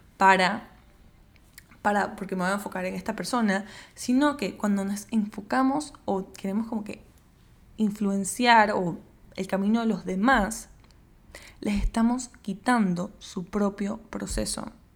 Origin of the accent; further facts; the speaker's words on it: Panama; yo soy de Panamá, vivo en Panamá